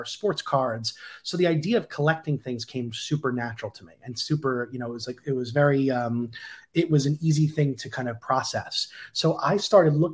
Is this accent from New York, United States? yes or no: yes; Long Island, New York, United States; moved away; I was back in my hometown in Long Island